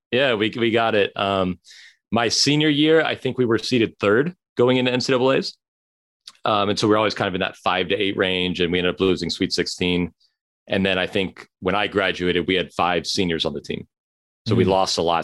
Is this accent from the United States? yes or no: yes; Chapel Hill, North Carolina, United States; also born or lived in Long Beach, California; I grew up in Long Beach